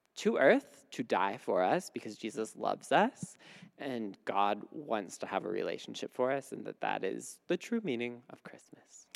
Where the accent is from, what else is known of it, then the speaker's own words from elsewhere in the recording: Midwest, United States; moved away; I grew up in the Midwest where it gets really cold